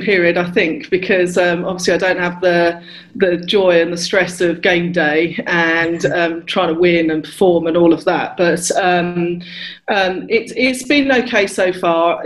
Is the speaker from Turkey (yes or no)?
no; Luton, East of England, United Kingdom; I grew up in Luton, so really diverse oh, area